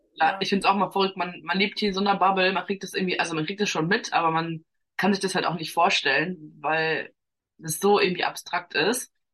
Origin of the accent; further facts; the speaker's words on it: Germany; ich jetzt so behütet aufgewachsen bin in Deutschland